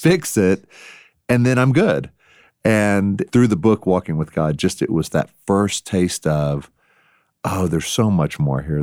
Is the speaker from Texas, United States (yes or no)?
yes; Texas, United States; accent: Texas; moved away; my Texas past accent